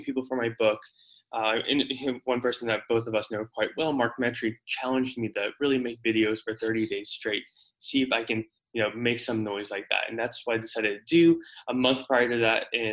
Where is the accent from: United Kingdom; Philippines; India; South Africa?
South Africa; also born or lived in Houston, United States; now in Phoenix, United States; So originally I was born in South Africa. My ancestors been there for tens of thousands of years, a couple hundred years. But in 07, December of 07, my family immigrated to the States, lived in Houston for a couple of years